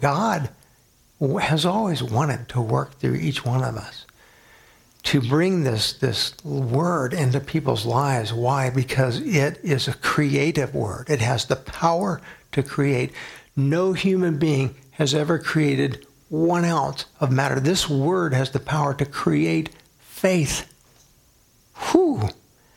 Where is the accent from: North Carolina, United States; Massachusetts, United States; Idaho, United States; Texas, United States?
Texas, United States; San Antonio; now in Grand Island, United States; my hometown San Antonio